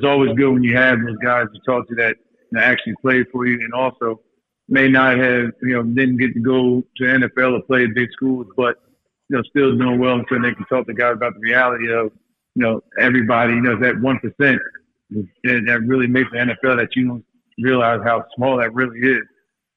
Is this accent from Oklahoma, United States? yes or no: no; Montclair, New Jersey, United States; that's where we grew up in Montclair, in New Jersey.